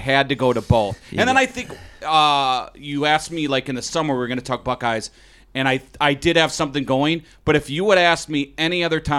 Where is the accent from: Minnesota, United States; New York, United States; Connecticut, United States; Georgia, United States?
Minnesota, United States; South St. Paul; I grew up in South St. Paul